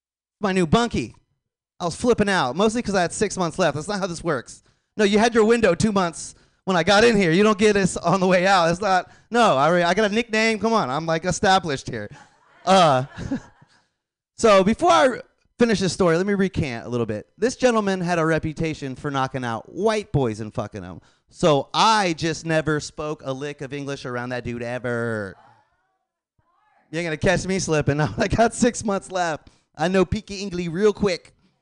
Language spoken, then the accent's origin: English; Florida, United States; I know, I'm from Florida. I know a ton of Dominicans.